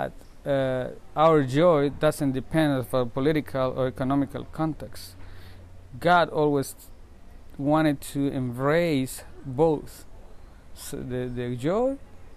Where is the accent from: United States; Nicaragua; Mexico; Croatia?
Nicaragua; I'm from Nicaragua